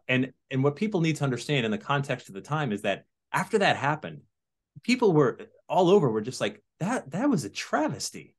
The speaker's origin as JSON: {"language": "English", "town": "Sandy Hook", "region": "Connecticut", "country": "United States", "tie": "born or raised there", "also_born_or_lived": "Massachusetts", "said": "I was born in Massachusetts, but I grew up in Sandy Hook, Connecticut"}